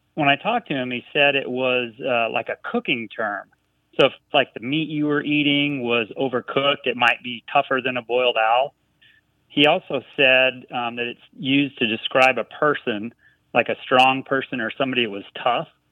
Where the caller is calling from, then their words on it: Frisco, Texas, United States; I'm calling you from Frisco, Texas